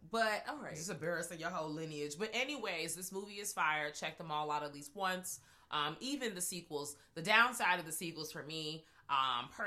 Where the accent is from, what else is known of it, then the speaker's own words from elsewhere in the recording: Virginia, United States; I am from Virginia, y'all.